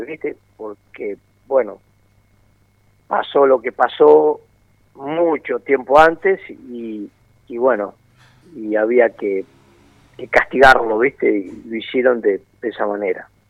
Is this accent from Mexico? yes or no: no; Argentina; yo nací en la República Argentina